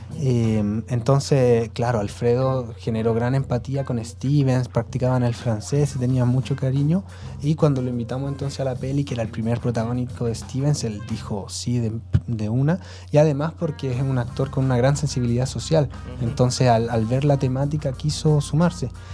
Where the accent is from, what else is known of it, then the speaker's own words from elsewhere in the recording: Santiago, Santiago Metropolitan Region, Chile; moved away as an adult; also born or lived in Puente Alto / San Ramón; now in Las Cruces, Chile; yo eh, nací en Puente Alto, luego pasé mis primeros años en San Ramón y luego mi familia tuvo el subsidio habitacional en Pudahuel